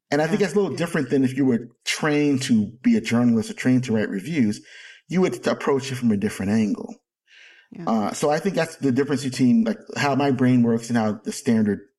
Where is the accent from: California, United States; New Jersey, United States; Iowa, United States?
New Jersey, United States; Jersey City; And I was a little asthmatic kid growing up in Jersey City who couldn't go outside all the time.